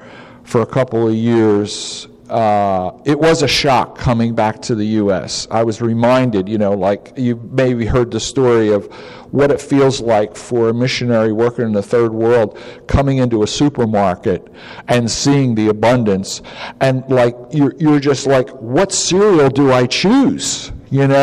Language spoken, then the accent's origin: English; United States; moved away; also born or lived in Africa; I'm an American too